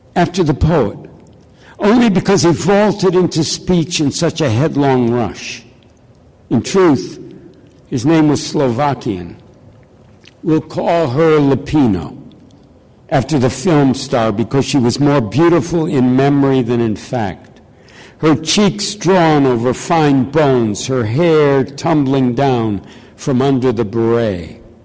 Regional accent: Detroit, Michigan, United States; I'm from Detroit

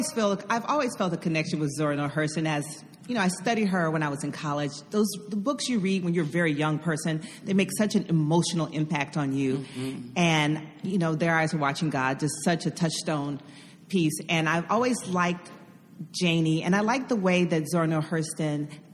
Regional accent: Atlanta, Georgia, United States; moved away as an adult; now in New York City, United States; I'm from Atlanta, which is not an all-black town, but it's a black town.

